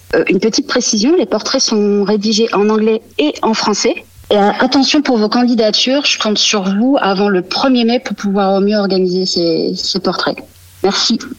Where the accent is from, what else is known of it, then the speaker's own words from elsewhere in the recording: Bay of the Somme, Hauts-de-France, France; Je suis originaire de la baie de Somme